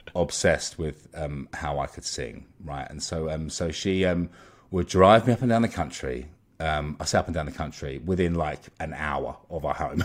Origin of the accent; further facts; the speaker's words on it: Molesey, South East England, United Kingdom; I grew up in Surrey in, um, in a kind of, um, in a town called Molesey